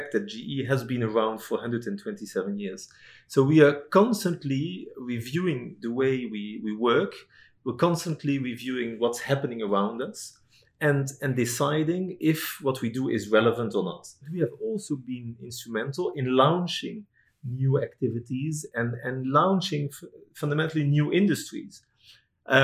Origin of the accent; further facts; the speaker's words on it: Netherlands; moved away as an adult; now in Singapore; I'm from Holland